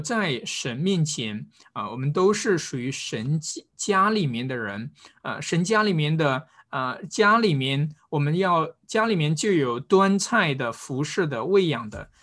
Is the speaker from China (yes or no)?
yes; China; 中国人，我们并不是从小就是在教会当中长大的